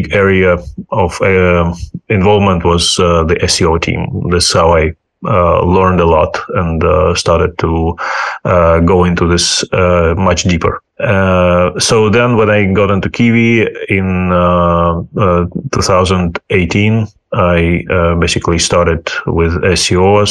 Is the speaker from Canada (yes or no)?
no; Ukraine; English is a second language; moved away as an adult; also born or lived in United States / United Kingdom / New Zealand / Germany; now in Spain; I'm originally from Ukraine.